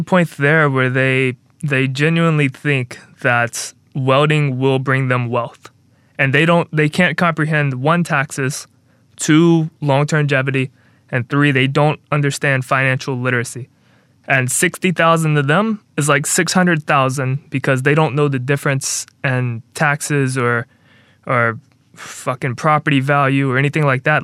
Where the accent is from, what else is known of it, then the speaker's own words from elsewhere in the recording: Mobile, Alabama, United States; my hometown, small town of Mobile, Alabama